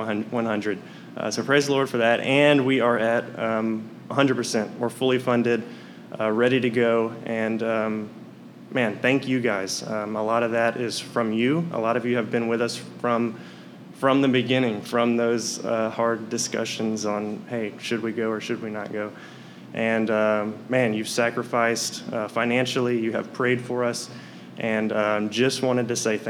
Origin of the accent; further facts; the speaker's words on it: Hammond, Louisiana, United States; also born or lived in Ruston, Louisiana; now in Lake Charles, United States; I'm from Hammond, Louisiana